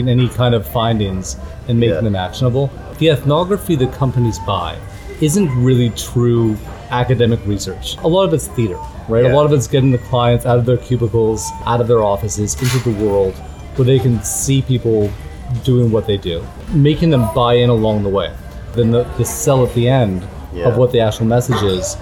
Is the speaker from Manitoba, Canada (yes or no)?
yes; Winnipeg, Manitoba, Canada; moved away; I was born in Canada. I was born in a place called Winnipeg.